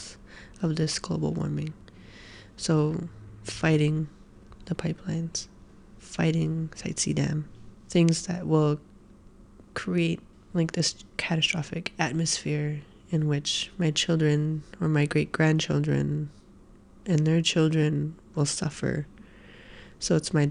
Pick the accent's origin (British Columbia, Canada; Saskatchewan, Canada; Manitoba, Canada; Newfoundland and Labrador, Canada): British Columbia, Canada; Hartley Bay; now in Vancouver, Canada; I'm from Gagat, which is also known as Hartley Bay, and I live now in what is colonially known as Vancouver.